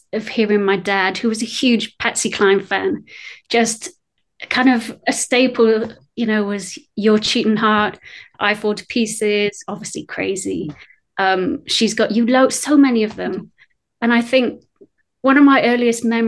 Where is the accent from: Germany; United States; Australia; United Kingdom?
United Kingdom; accent: British; also born or lived in Wales; you can tell from my accent, I'm British